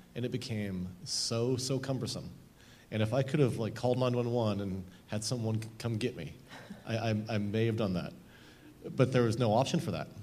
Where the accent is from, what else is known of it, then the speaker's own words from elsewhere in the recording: Southern Oregon, United States; I grew up in Southern Oregon